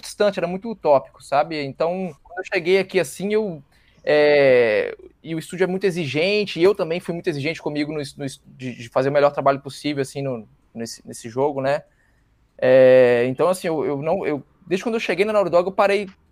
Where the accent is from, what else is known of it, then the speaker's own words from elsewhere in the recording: Minas Gerais, Brazil; moved away as an adult; also born or lived in São Paulo; sou de Minas, fui para São Paulo